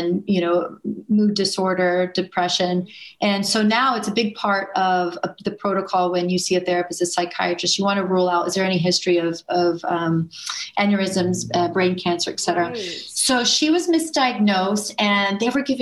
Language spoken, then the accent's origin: English; Houston, Texas, United States; I grew up in Houston, Texas